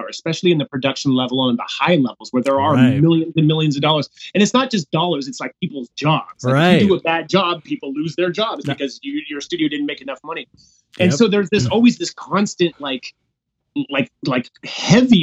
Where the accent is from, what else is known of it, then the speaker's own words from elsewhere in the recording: San Jose, California, United States; moved away; I'm from the Bay Area, San Jose